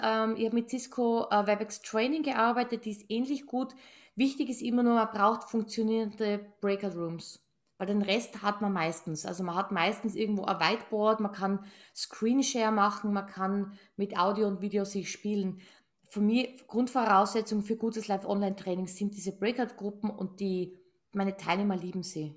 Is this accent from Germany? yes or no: no; Tyrol, Austria; ich bin gebürtige Tirolerin. Also ich, wir sagen ja ich, gell? I, und das I ist dann I, I wie ich